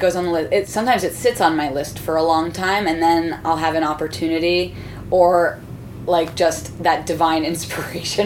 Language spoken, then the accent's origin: English; Miami, Florida, United States; I grew up in Miami